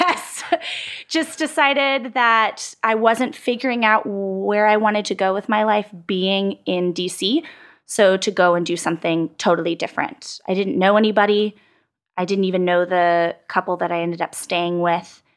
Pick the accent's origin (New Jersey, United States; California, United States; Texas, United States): Texas, United States; San Antonio; moved away as an adult; also born or lived in Washington, D.C. / Austin; I grew up in San Antonio, Texas girl through and through